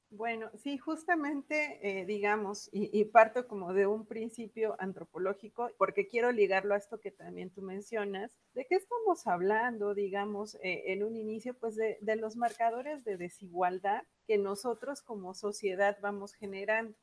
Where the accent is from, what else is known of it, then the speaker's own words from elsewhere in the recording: Mexico; Nosotros, México, somos de los países que más somos un país expulsor de migrantes